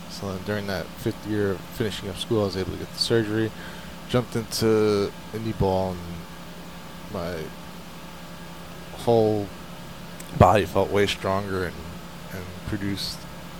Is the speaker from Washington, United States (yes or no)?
no; Brooklyn, New York, United States; In Brooklyn, New York.